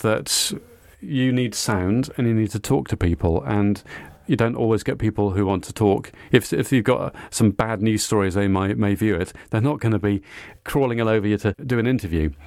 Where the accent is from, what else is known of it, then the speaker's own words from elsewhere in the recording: Cardiff, Wales, United Kingdom; I went to school in Cardiff in South Wales. I'm Welsh